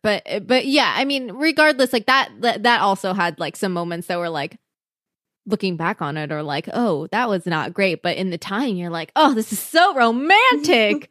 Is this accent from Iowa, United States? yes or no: yes; Iowa, United States; I grew up in Iowa